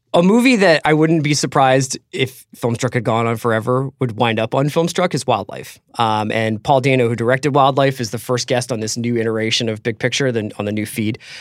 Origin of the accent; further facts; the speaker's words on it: United States; my father was British, and I grew up, and as an American